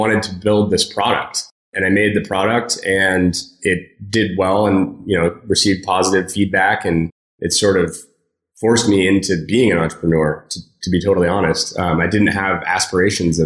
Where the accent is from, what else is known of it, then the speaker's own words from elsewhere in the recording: San Francisco, California, United States; I grew up in San Francisco